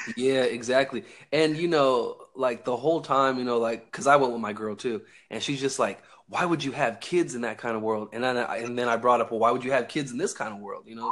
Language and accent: English; Northern California, United States; I'm from uh, Northern California